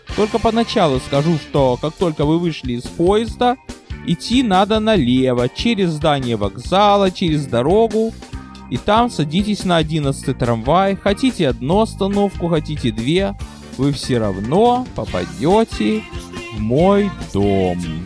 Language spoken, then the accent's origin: Russian; Odesa, Odesa Oblast, Ukraine; also born or lived in Brooklyn, United States; now in United States; я родился и вырос на Молдаванке